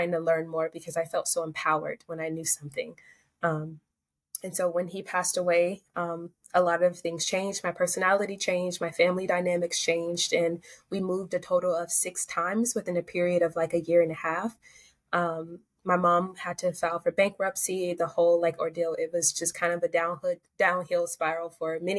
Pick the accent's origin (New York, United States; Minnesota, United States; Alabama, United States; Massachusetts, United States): Alabama, United States; Ozark; I'm from Southern Alabama. Alabama is a state in the Southern United States. So it's near Florida and Georgia.